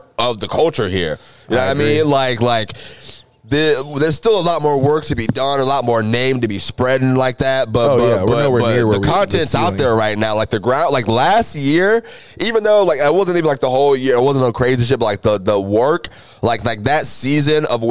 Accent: Jacksonville, Florida, United States; I'm from Jacksonville

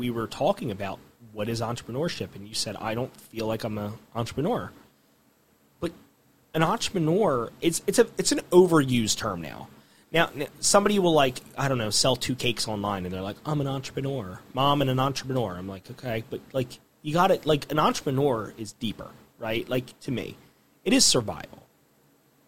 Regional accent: Gloucester City, New Jersey, United States; I grew up in Gloucester City

